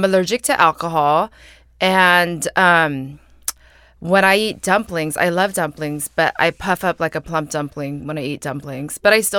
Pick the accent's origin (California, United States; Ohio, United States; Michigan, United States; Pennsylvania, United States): California, United States; San Jose; now in New York, United States; I grew up in San Jose, but I've lived in New York for 9 years, but I'm always in LA. So people always think that I live in LA, but I actually live in New York.